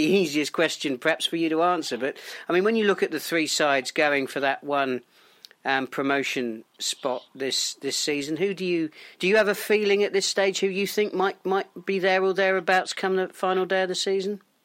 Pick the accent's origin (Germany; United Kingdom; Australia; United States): United Kingdom; Portsmouth, South East England; my hometown club is Portsmouth